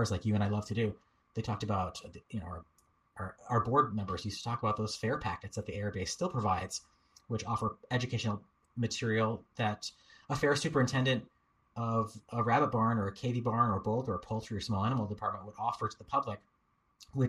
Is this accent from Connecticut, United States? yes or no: yes; Durham, Connecticut, United States; now in California, United States; my local fair growing up in Durham, Connecticut